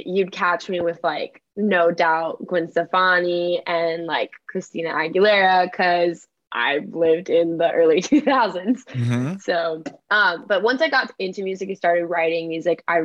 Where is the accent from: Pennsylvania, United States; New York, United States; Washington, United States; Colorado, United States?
Colorado, United States; Northern; born or raised there; also born or lived in Valencia, California; now in Nashville, United States